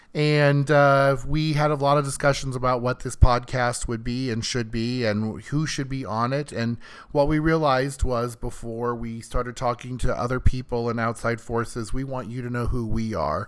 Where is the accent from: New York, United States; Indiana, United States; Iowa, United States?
Iowa, United States; moved away as an adult; now in California, United States; I grew up in Iowa